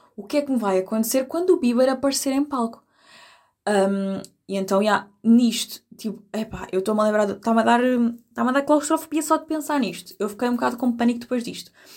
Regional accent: Algarve, Portugal; eu sou do Algarve

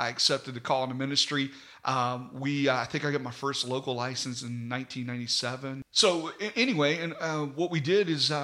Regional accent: Mannington, West Virginia, United States; I was raised in Mannington

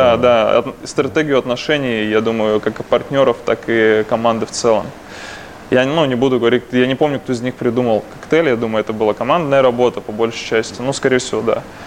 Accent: Krasnoyarsk, Krasnoyarsk Krai, Russia; я из Красноярска один человек, который пошел учиться в Барменскую ассоциацию России

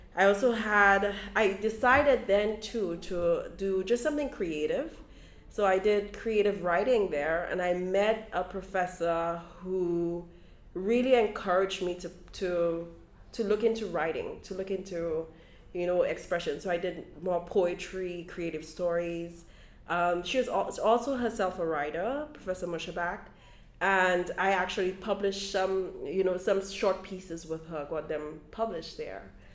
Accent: St. Lucia; now in Brooklyn, United States; as a child growing up in St. Lucia, we would come and spend some summers with aunts and uncles here in Brooklyn.

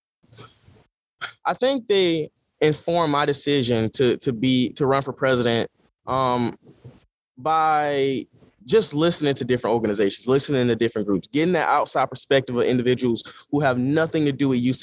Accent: Georgia, United States; moved away as an adult; now in Los Angeles, United States; I'm from Georgia. I'm from the South

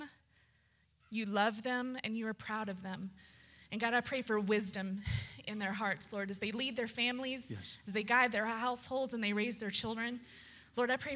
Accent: Texas, United States; growing up in Texas

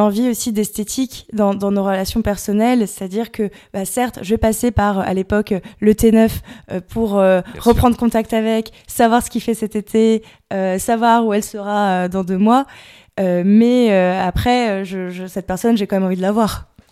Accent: Dinard, Brittany, France; moved away as an adult; also born or lived in Paris; je suis originaire de Bretagne

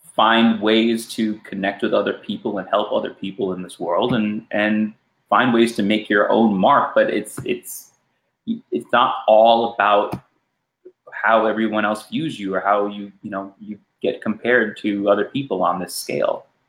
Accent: New York City, New York, United States; also born or lived in Los Angeles, California; I grew up in New York City and, and Los Angeles for majority of my life

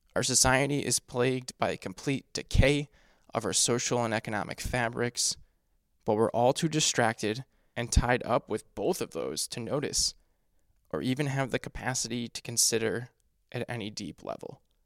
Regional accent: United States; my home country

